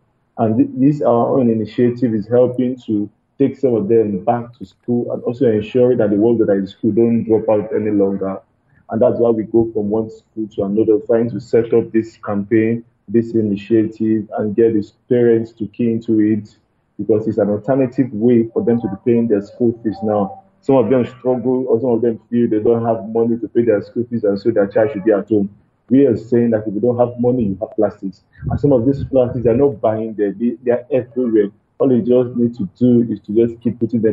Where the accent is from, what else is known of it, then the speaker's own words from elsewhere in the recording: Lagos, Nigeria; where we are from Nigeria, especially in Lagos